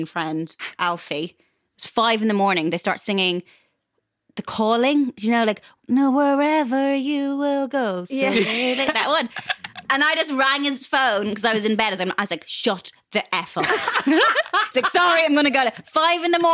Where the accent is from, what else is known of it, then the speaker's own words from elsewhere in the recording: Ireland; also born or lived in Dublin; growing up in Ireland